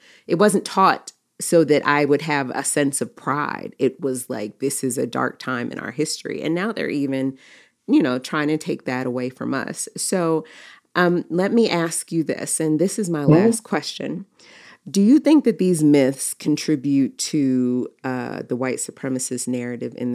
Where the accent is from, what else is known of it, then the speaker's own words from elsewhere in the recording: Baltimore, Maryland, United States; growing up in Baltimore, my parents sent me to private schools